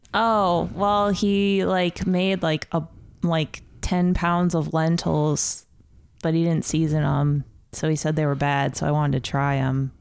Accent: Ohio, United States; moved away as an adult; also born or lived in Columbus, Ohio; now in Chicago, United States; I'm from Ohio originally, and I went to school in Columbus.

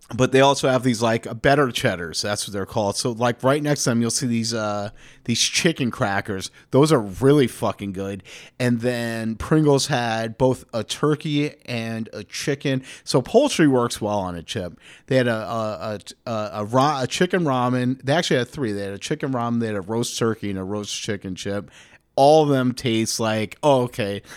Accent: New York City, New York, United States; Growing up in New York, you're ki, you kind of have to be interested in real estate, I think. You know, especially if you grew up in Manhattan

